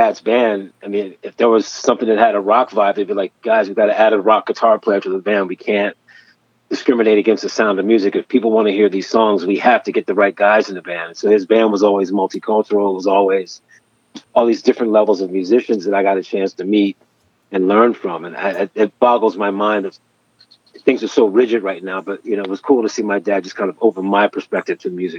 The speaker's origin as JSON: {"language": "English", "town": "Wilmington", "region": "Delaware", "country": "United States", "moved": "as an adult", "lives_now": "Philadelphia, United States", "said": "I graduated in 82, and then I moved to Philadelphia from Wilmington, Delaware"}